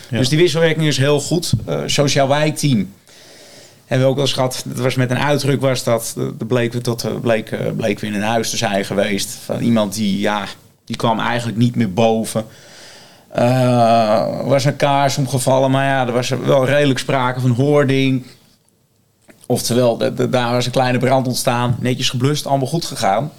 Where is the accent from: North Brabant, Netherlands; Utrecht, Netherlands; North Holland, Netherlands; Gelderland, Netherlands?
North Holland, Netherlands; Blaricum; ik kom ook uit Blaricum, eh, ik ben ook geboren en getogen